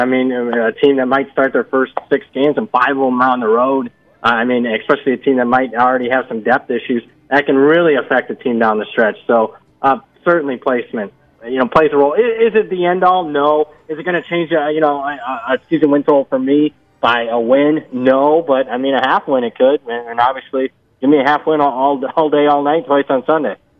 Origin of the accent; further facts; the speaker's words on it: Ohio, United States; moved away; I grew up in Ohio